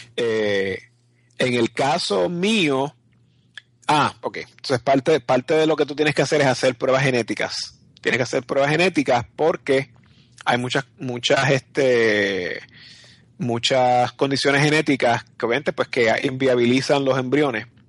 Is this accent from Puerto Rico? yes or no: yes; Puerto Rico; yo soy puertorriqueño y mi esposo es un gringo